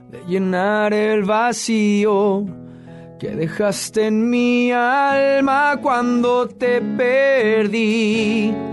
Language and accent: Spanish; Tampico, Tamaulipas, Mexico; also born or lived in San Luis Potosí / Los Angeles; now in Mexico City, Mexico; Sí, yo soy de Tampico. Este, mi familia es de San Luis Potosí, me 28 años en San Luis Potosí. De ahí me fui a Los Ángeles, de Los Ángeles. Ahora estoy viviendo en la ciudad de de México